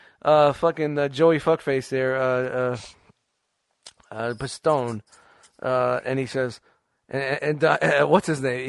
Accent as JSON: {"language": "English", "town": "New York City", "region": "New York", "country": "United States", "tie": "born or raised there", "said": "I grew up in Brooklyn in the 70s and 80s"}